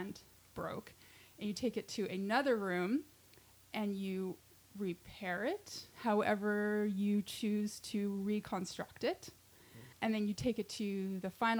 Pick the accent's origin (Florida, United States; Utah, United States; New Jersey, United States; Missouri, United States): Utah, United States; We're both from Utah